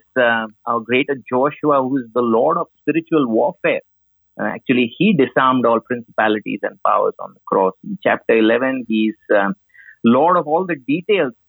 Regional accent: India

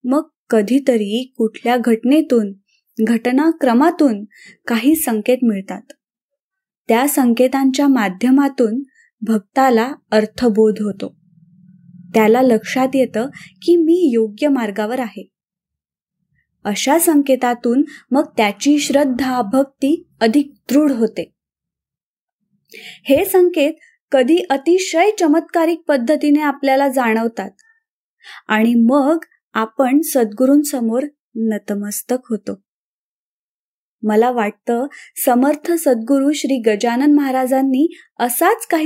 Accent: Phaltan, Maharashtra, India; now in Mumbai, India; गोरेगाव मुंबई येथे असते … सातारा जिल्ह्यातील फलटण हे माझं माहेर

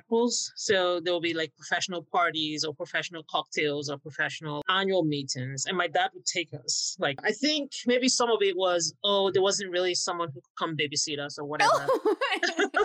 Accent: Warri, Delta, Nigeria; I grew up in Warri in southern Nigeria.

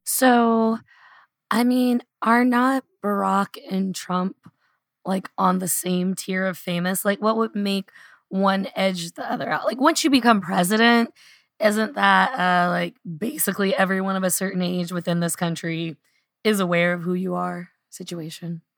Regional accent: Louisville, Kentucky, United States; I had a very beautiful book launch party here in Louisville. I think I cemented my hometown hero status.

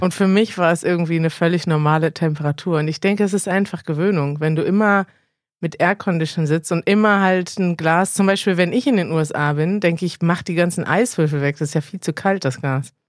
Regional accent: Iran; German is a second language; ich komme aus dem Iran

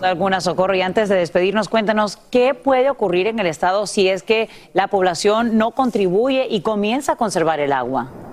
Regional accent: Honduras; now in California, United States; creciendo en Honduras

